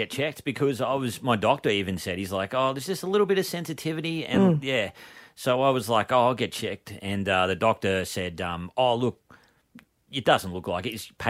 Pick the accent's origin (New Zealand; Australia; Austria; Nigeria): Australia; Melbourne, Victoria; I'm from Melbourne